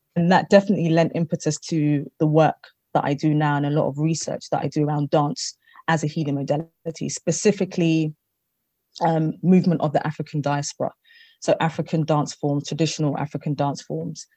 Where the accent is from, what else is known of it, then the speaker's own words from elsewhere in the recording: London, United Kingdom; I am born in London, but I am of Ghanaian descent